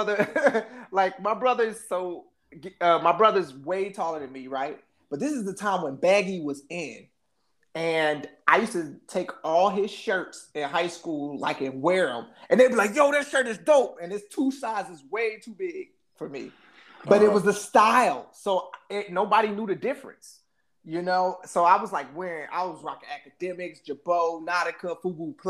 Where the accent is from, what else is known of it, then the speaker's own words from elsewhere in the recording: Midwest, United States; I'm from the Midwest